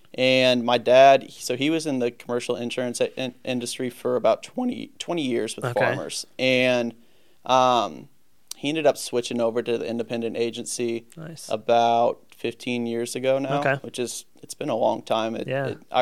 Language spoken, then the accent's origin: English; St. Louis, Missouri, United States; also born or lived in Virginia; I'm born and raised in St. Louis